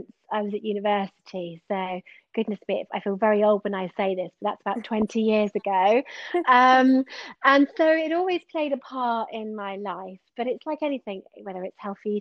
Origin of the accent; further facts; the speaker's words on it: Exmoor, Somerset, South West England, United Kingdom; now in Bath, United Kingdom; I'm originally from Somerset. I grew up on Exmoor and I've lived in Bath for around 12 years now.